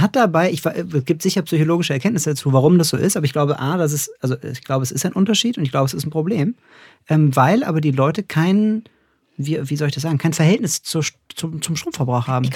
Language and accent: German; Cologne, North Rhine-Westphalia, Germany; in Köln unterwegs, kleine äh, Anspielung an meine Heimatstadt